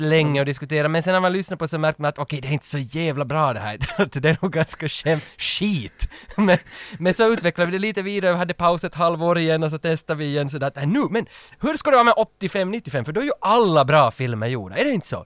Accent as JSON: {"language": "Swedish", "town": "Vaasa", "region": "Ostrobothnia", "country": "Finland", "tie": "born or raised there", "accent": "Finland Swedish, Vaasa dialect", "moved": "yes", "said": "jag kommer från Österbotten, som är Vasa, mm. i öst, västra Finland, mitten ungefär."}